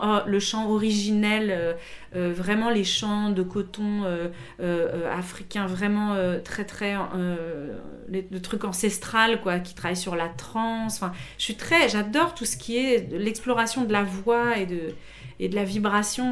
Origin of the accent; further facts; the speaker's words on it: Paris, Île-de-France, France; moved away as an adult; also born or lived in Montreal, Quebec; je suis parisienne vraiment. Alors je suis née à Paris, j'ai grandi à Paris.